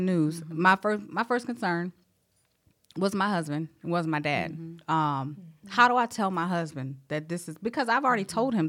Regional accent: South Carolina, United States; I'm from South Carolina.

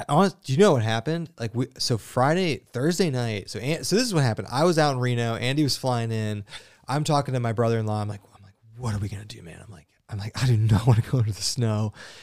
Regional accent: British Columbia, Canada; So I'm from the West Coast in BC.

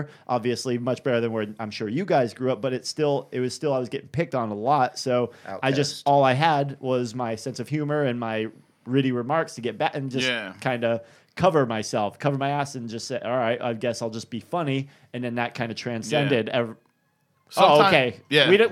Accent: Boston, Massachusetts, United States; moved away; I'm up from Boston, so that's where I'm originally from

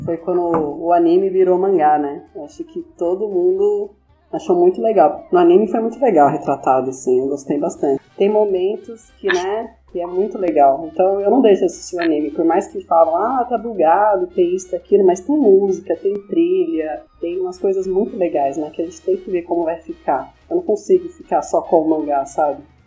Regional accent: São Paulo, Brazil; sou de São Paulo

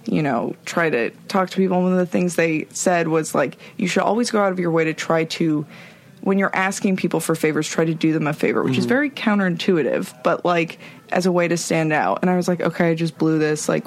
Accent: California, United States; I'm from Northern California.

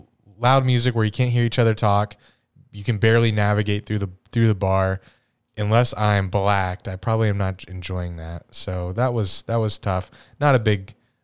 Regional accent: Pittsburgh, Pennsylvania, United States; It's like, yeah, we're from Pittsburgh.

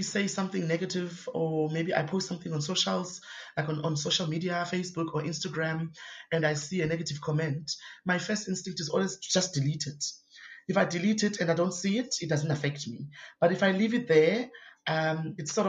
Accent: Cape Town, Western Cape, South Africa; I grew up Kwalanga, which is a township

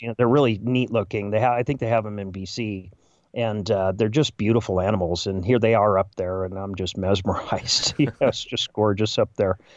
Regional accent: Chicago, Illinois, United States; as a Chicagoan

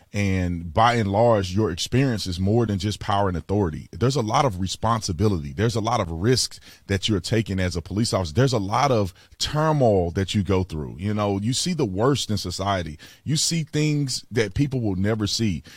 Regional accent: Fort Worth, Texas, United States; I grew up in Fort Worth, Texas.

